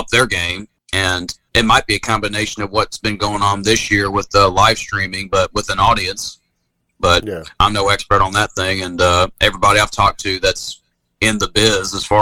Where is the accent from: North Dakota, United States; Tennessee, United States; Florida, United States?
Tennessee, United States; Nutbush; now in Charlotte, United States; I'm a hick from Nutbush, Tennessee